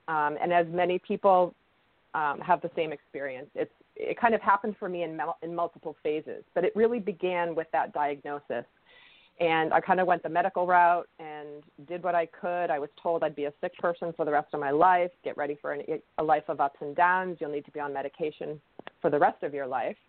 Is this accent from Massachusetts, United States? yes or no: yes; outside of Boston, Massachusetts, United States; my background is somewhat of the typical suburban young child growing up outside of Boston